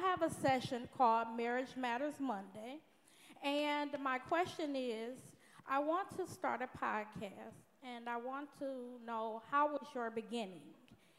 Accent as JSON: {"language": "English", "town": "Detroit", "region": "Michigan", "country": "United States", "said": "And I'm from Detroit."}